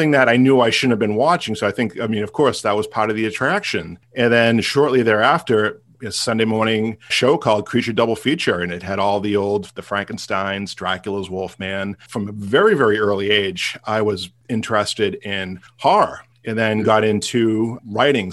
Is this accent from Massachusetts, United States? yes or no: yes; Boston, Massachusetts, United States; born and bred in Boston, Massachusetts